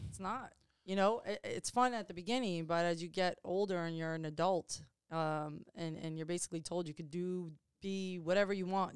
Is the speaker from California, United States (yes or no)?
no; Chappaqua, New York, United States; moved away; we grew up in Westchester County and I grew up in Chappaqua, New York